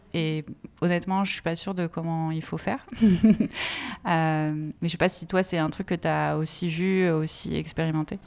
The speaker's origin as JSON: {"language": "French", "area": "Essonne", "region": "Île-de-France", "country": "France", "tie": "born or raised there", "said": "je suis née euh, dans l'Essonne"}